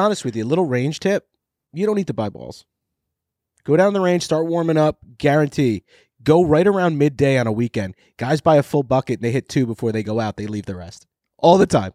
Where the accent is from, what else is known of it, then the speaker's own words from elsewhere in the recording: New York, United States; growing up in New York with Bob Shepherd and the Yankees